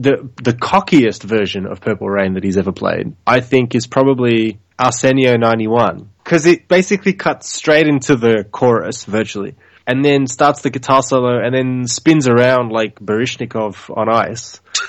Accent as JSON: {"language": "English", "region": "Tokyo", "country": "Japan", "tie": "born or raised there", "said": "I grew up in Tokyo."}